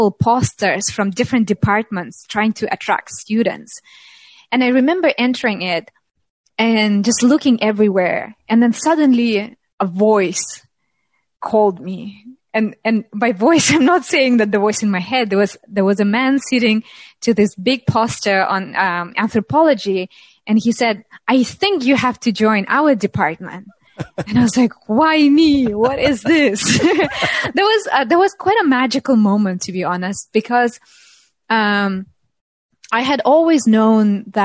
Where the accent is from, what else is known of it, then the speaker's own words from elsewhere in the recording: Russia; moved away; also born or lived in Moscow / Tatarstan; I'm from Russia, but in Russia, when I graduated from high school